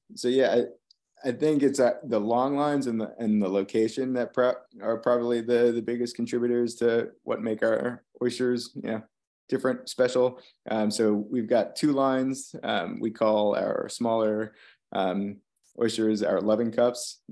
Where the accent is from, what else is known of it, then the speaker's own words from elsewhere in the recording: Long Island, New York, United States; now in Virginia, United States; growing up on Long Island